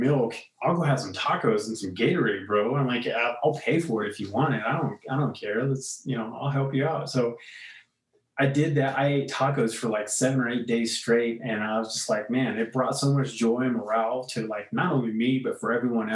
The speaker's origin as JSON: {"language": "English", "town": "Coolidge", "region": "Arizona", "country": "United States", "tie": "born or raised there", "moved": "yes", "said": "I grew up in Coolidge, so it's right in between like Phoenix and Tucson."}